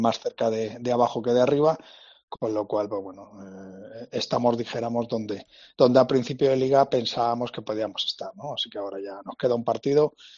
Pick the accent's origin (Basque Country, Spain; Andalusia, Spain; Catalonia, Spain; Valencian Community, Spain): Valencian Community, Spain; Alicante; soy de Alicante